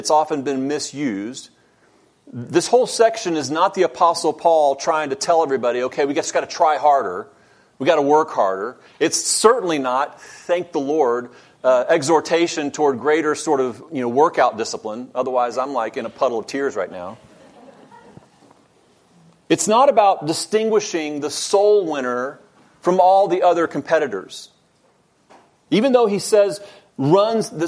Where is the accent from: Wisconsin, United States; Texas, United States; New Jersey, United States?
Texas, United States; now in Georgia, United States; Now, I wasn't born in Texas, but I grew up there, so I'm essentially from Texas